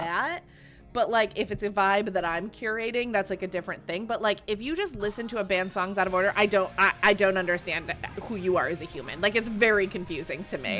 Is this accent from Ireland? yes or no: yes; Ireland; I'm Irish.